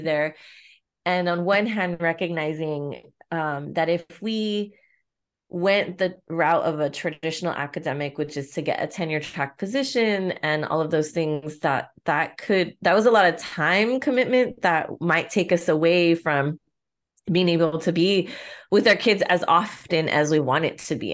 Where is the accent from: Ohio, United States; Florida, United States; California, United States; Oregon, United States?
California, United States; Pico Rivera; I'm from Pico